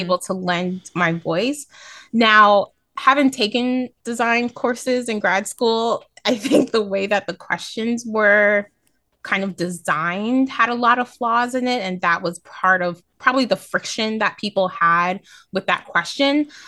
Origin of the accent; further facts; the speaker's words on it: New York City, New York, United States; as a New Yorker